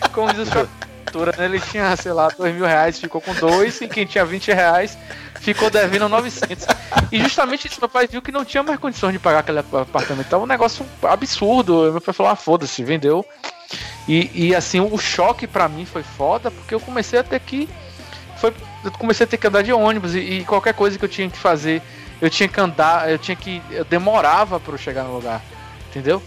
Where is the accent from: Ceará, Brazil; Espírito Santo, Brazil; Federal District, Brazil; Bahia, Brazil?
Bahia, Brazil; Salvador; born or raised there; also born or lived in Conceição do Almeida